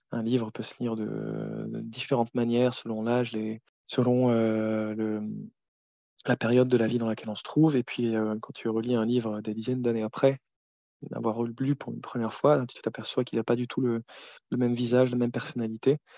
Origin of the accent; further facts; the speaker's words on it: Cameroon; also born or lived in Côte d'Ivoire; on a grandi, par exemple, en Afrique. On, a passé notre enfance là-bas, en Afrique de l'Ouest, au Cameroun et en, en Côte